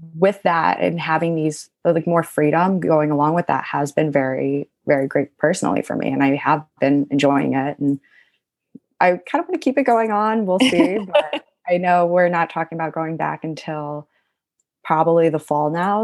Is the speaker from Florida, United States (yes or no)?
no; Cleveland, Ohio, United States; moved away as an adult; also born or lived in Athens, Ohio; now in New York, United States; I grew up in Cleveland, Ohio my whole life.